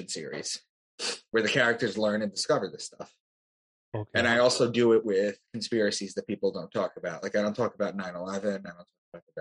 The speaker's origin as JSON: {"language": "English", "area": "Long Island", "region": "New York", "country": "United States", "also_born_or_lived": "Boston", "said": "I'm from Long Island. That's where I am right now"}